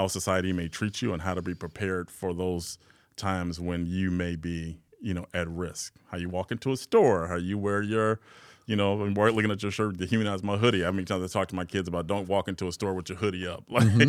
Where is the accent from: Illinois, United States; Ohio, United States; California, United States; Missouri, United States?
Illinois, United States; Chicago; Again, growing up in Chicago, South Side of Chicago, very early on, black male in society